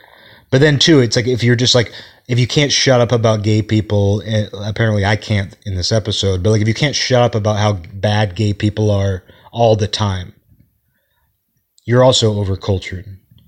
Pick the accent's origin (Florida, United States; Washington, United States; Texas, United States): Washington, United States; Kirkland; that's kind of how we acted when I was growing up in Kirkland.